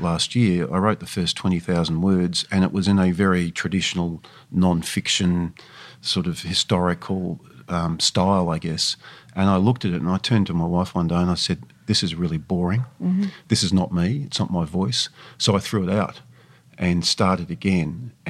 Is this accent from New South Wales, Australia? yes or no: no; Geelong, Victoria, Australia; Well, I grew up in Geelong, as you said, and I was raised there